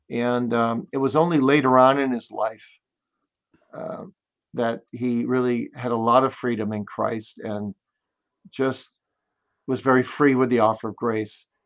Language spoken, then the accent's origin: English; Kalamazoo, Michigan, United States; Kalamazoo, Michigan.